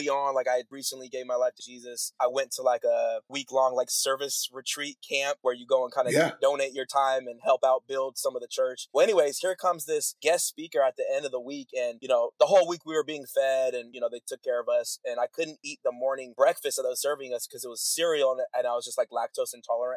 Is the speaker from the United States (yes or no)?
yes; Bay Area, California, United States; I grew up in the Bay Area